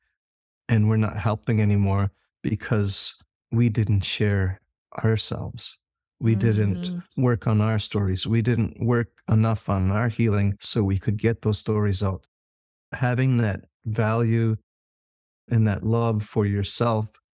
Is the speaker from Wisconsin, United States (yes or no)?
yes; Menominee Nation, Wisconsin, United States; I'm from the Menominee Nation